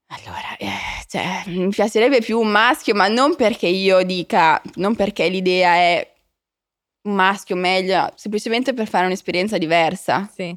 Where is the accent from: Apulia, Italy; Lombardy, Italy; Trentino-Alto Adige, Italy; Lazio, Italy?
Lombardy, Italy; Milan; moved away; io sono cresciuta a Milano